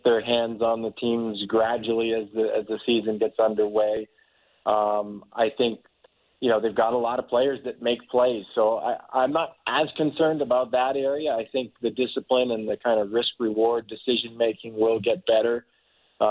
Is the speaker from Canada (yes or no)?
yes; Toronto, Ontario, Canada; I grew up in Toronto